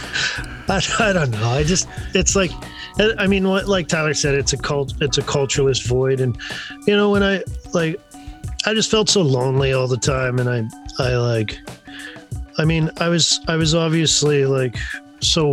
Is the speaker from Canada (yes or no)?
yes; Canada; growing up in the East End as a kid